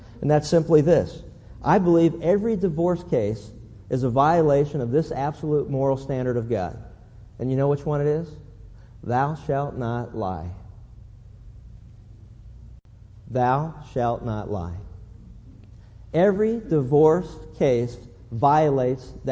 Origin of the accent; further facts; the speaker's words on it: Pennsylvania, United States; as a kid growing up in Pennsylvania